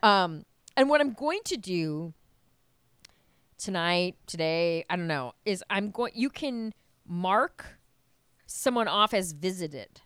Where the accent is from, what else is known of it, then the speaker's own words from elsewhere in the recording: Wisconsin, United States; I'm from Wisconsin